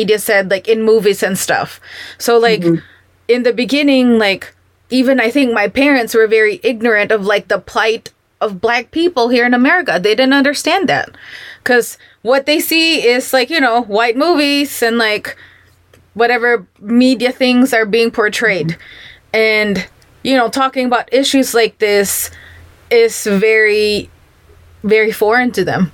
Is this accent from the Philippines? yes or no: yes; Philippines; I'm Filipino